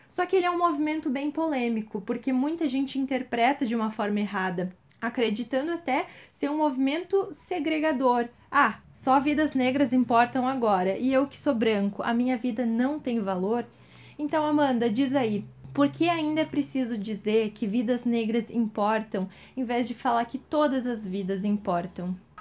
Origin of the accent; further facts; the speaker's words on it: Brazil; A gente, enquanto brasileiro, a gente não conhece a história do nosso povo